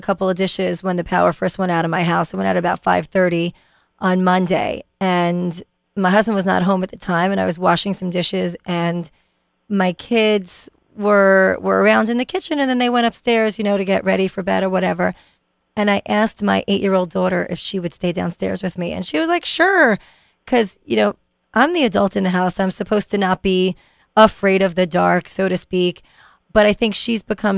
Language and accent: English; New York City, New York, United States; now in New Jersey, United States; I grew up in Brooklyn